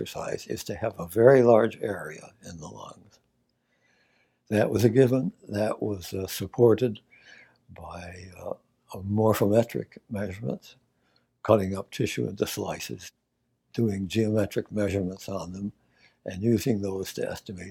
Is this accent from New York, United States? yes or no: yes; Auburn, New York, United States; As a child, I was born in Auburn, New York, a wonderful place for a child to grow up.